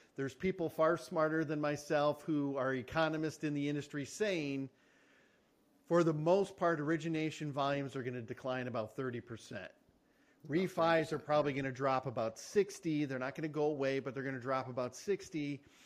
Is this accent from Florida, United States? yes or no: no; Michigan, United States; We're both from Michigan.